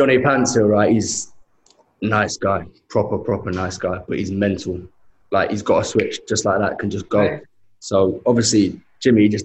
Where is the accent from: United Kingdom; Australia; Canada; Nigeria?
United Kingdom; London; I'm from Shepherd's Bush, West London